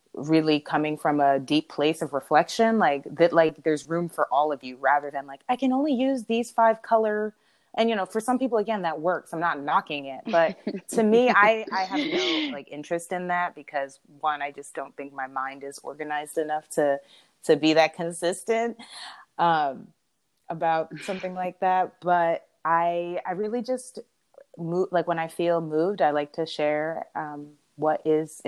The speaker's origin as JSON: {"language": "English", "region": "New York", "country": "United States", "moved": "yes", "lives_now": "California, United States", "said": "I had moved to California. I'm from New York"}